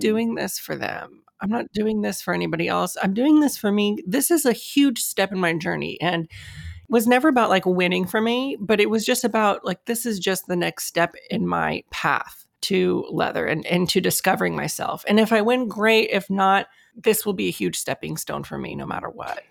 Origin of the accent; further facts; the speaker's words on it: United States; Mexican American, I mean, I was born here in the States, and my, my parents were also born here in the States.